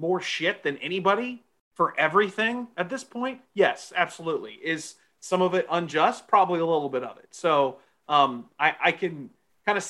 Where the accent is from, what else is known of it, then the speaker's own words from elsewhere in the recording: Texas, United States; moved away as an adult; also born or lived in Midwest; I grew up in Texas